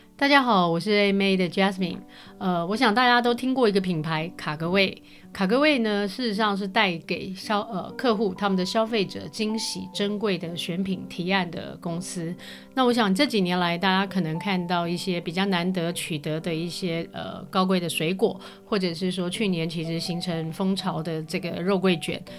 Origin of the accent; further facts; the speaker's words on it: Taipei, Taiwan; 我自己本身也是士林夜市长大的，我跟确实不太一样，我自己本身不是业者，但是我因为，呃，地利之便住在那个附近